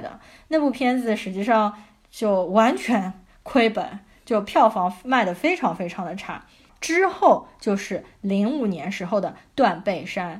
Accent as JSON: {"language": "Chinese", "country": "China"}